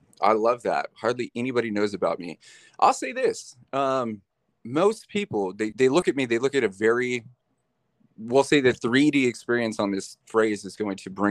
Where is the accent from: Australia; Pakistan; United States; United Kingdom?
United States; Bakersfield, California; I was born in Bakersfield. I'm a California cat. Born in Bakersfield